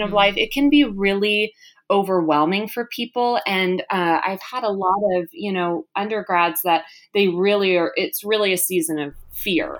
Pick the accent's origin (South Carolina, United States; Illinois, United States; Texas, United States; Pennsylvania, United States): Texas, United States; moved away as an adult; also born or lived in Malibu area, California; now in California, United States; We're originally from Texas